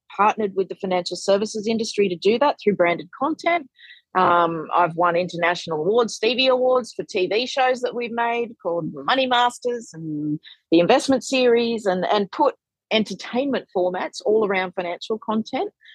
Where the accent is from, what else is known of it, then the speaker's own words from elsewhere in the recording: Australia; also born or lived in Sydney; I'm an Australian content creator, money educator, and author